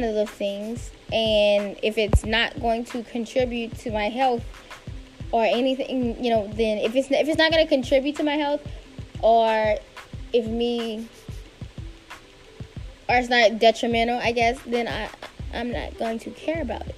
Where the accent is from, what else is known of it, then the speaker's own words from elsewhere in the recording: South Louisiana, United States; moved away as an adult; now in Washington, D.C., United States; Born and raised in South Louisiana, a recent DMV transplant